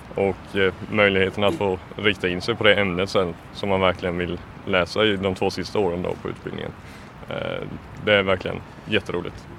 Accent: Småland, Kronoberg County, Sweden; moved away; Jag kommer från eh, Småland, en, eh, ett par tre mil från eh, Älmhult

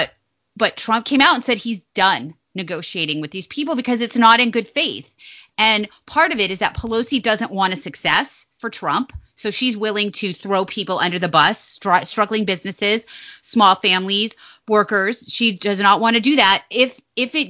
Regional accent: Nevada, United States; now in Virginia, United States; I'm from Nevada.

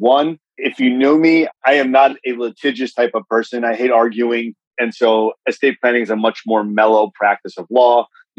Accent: Hollywood, Florida, United States; also born or lived in New York; I went to school up in New York. I grew up in Hollywood and like a good boy, moved back home.

